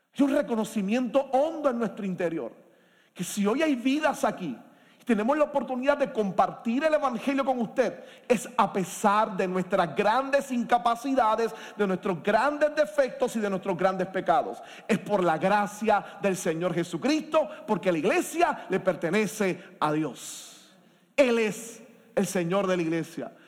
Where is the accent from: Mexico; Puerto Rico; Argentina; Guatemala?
Puerto Rico; como puertorriqueños y puertorriqueñas en nuestro país